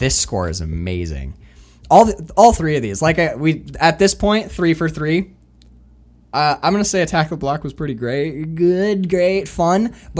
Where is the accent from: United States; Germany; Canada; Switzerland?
Canada; I told people I was from Canada. I figured it out like 3 weeks in. I was like, they're like American, and I have that kind of Uper accent. So it's like, no, Canadian.